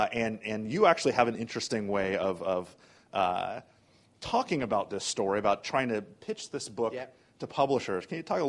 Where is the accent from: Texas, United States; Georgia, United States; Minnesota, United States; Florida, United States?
Florida, United States; I'm from Florida.